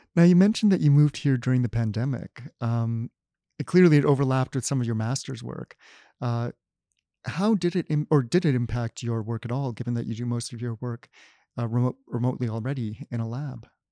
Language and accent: English; Canada; as a Canadian, uh, growing up, I al-, always think of Canada